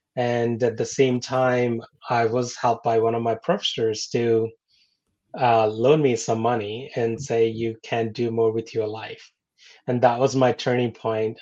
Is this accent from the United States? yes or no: no; India; moved away; I'm born and raised in India